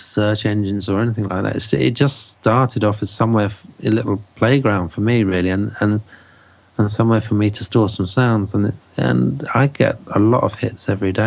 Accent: England, United Kingdom; this Englishman

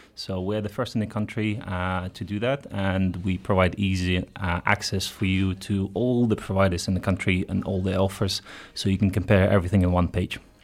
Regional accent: Ukraine; moved away as an adult; also born or lived in Netherlands / Belgium; now in Luxembourg; I'm Ukrainian originally, so I've been out for ten years already

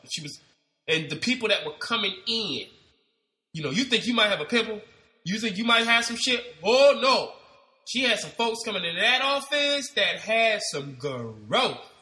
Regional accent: Ohio, United States; moved away as an adult; now in Los Angeles, United States; I'm not from LA. I'm from Ohio. I moved to LA in 2001

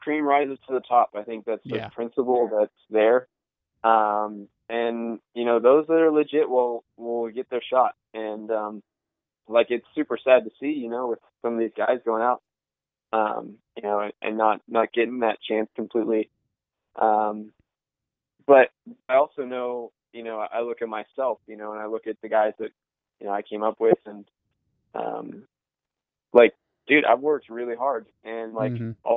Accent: West Coast, United States; I'm from the West Coast

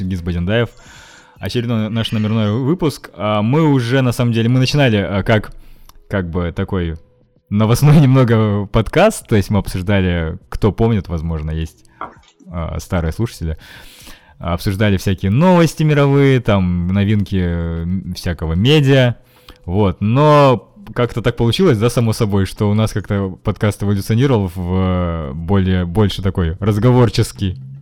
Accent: Russia; я вообще-то из России

